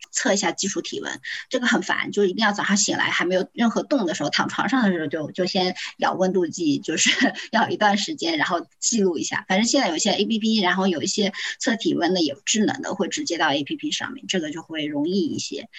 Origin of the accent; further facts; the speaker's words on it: Zhejiang, China; 我是浙江人